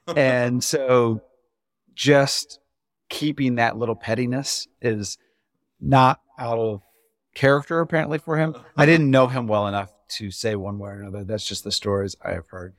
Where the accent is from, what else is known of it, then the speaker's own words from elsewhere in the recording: Indiana, United States; I'm from Indiana